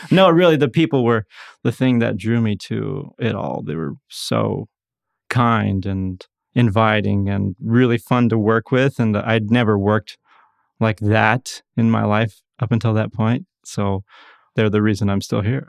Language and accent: English; Ontario, Oregon, United States; moved away; I'm originally from Ontario, Oregon, Eastern Oregon